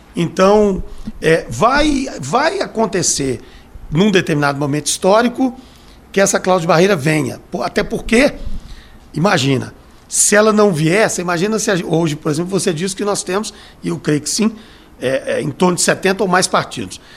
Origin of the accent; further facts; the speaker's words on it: Brazil; Eu sou brasileiro.